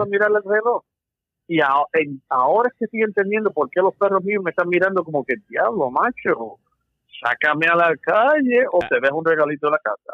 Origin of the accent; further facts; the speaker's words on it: Puerto Rico; moved away; soy nacido en Puerto Rico